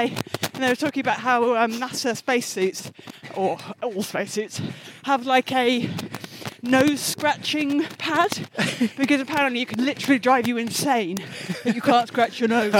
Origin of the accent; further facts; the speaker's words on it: London, United Kingdom; so I grew up in Putney